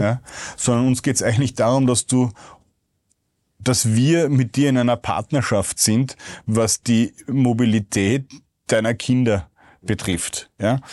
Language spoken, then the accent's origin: German; Vienna, Austria; als Wiener